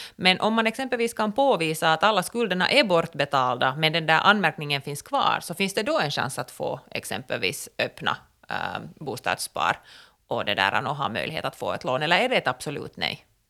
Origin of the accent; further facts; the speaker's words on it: Finland; som finländare